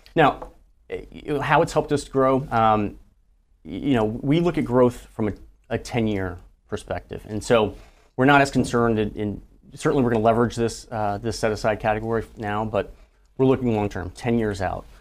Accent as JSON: {"language": "English", "region": "Louisiana", "country": "United States", "tie": "born or raised there", "said": "growing up in Louisiana, I didn't, I didn't grow up in a military family"}